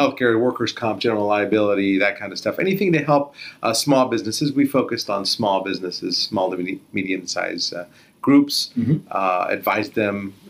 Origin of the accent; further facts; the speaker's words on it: San Jose, California, United States; also born or lived in Beirut, Lebanon; I was grew up right here in San Jose on Blossom Hill and Lean Avenue